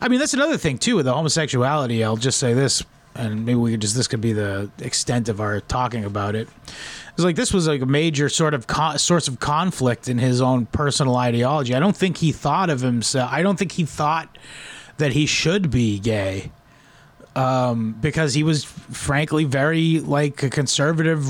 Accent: United States; I was raised secular in America here

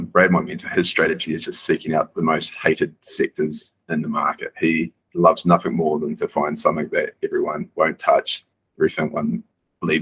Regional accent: New Zealand; moved away as an adult; now in Bali, Indonesia; I grew up on a farm in New Zealand

